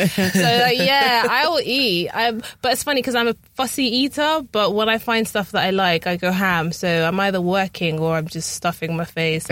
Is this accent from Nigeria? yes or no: yes; Nigeria; because I'm Nigerian.